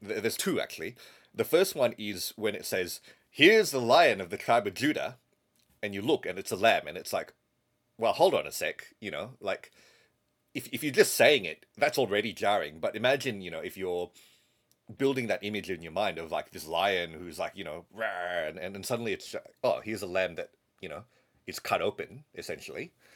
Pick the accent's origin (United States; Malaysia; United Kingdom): Malaysia; moved away; So I grew up in Malaysia.